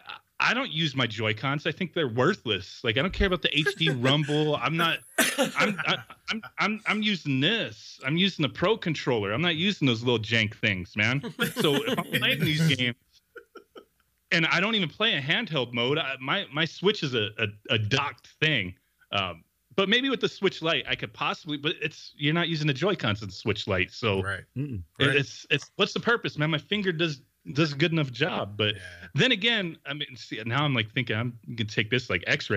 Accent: New Jersey, United States; now in California, United States; I'm from the East Coast. I was born and raised in New Jersey

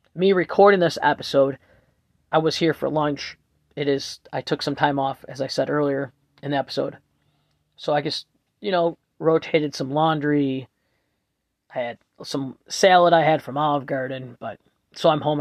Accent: Buffalo, New York, United States; I'm from Buffalo, New York, Erie County

